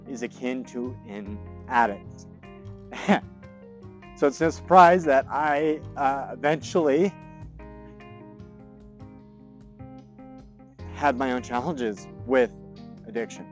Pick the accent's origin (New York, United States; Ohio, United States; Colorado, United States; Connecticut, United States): Colorado, United States; Greeley; also born or lived in Fort Collins, Colorado; My family moved to Greeley, Colorado when I was 7 years old